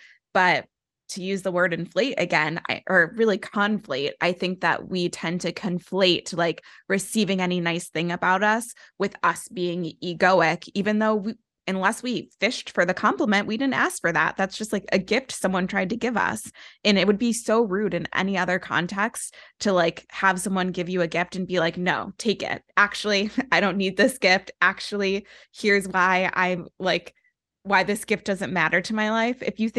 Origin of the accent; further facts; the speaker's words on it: Midwest, United States; I grew up like in the Midwest and in the church.